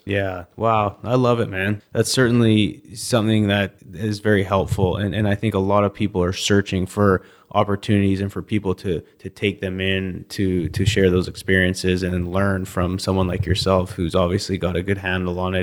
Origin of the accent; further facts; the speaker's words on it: Canada; I'm from Canada